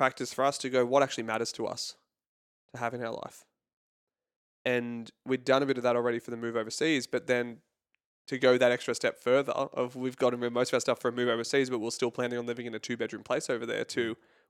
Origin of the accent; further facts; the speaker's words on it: California, United States; now in Australia; You'd never guess it from my accent. I'm originally from California.